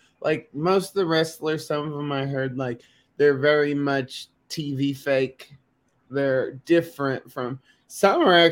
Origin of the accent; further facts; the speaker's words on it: the South, United States; I'm from the South